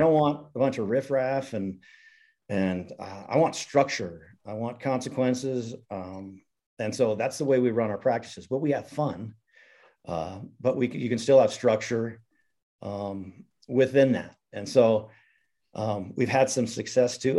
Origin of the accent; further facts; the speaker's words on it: Missoula, Montana, United States; I'm a Montana guy. I grew up in Missoula, was fortunate to play at the University of Montana